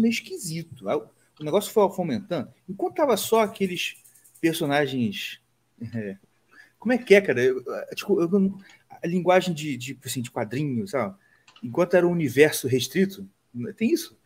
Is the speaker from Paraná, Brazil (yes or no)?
no; Rio de Janeiro, Brazil; A gente é carioca.